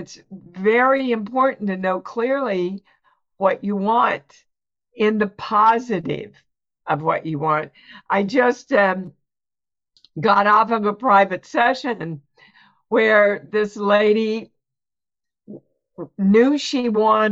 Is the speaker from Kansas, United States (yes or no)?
yes; Kansas, United States; moved away as an adult; also born or lived in New York; I was born and raised in Kansas, never left Kansas till I went to New York